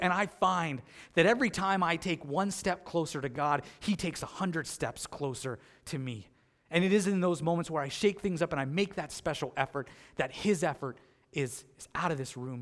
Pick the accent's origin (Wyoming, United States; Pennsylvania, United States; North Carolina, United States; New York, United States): Pennsylvania, United States; moved away as an adult; now in North Collins, United States; I grew up in Pennsylvania.